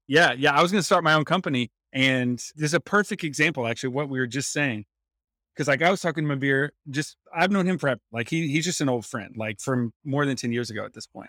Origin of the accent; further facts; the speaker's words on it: North Carolina, United States; I grew up in North Carolina